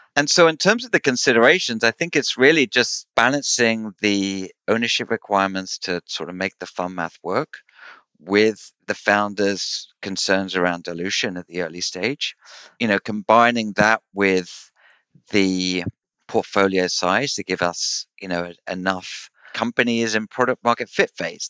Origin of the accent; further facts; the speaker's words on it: United Kingdom; I'm I'm British